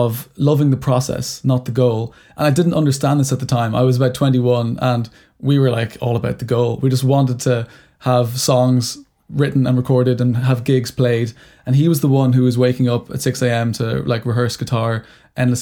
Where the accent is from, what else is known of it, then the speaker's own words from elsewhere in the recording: Ireland; growing up in Ireland, it was a very religious country until very recently